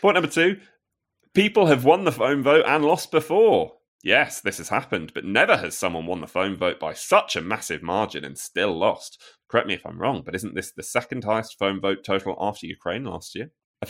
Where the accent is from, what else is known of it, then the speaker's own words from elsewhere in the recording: Wales, United Kingdom; moved away as an adult; now in Finland; I'm originally from Wales, but I've lived half my life, 23 years, in Finland.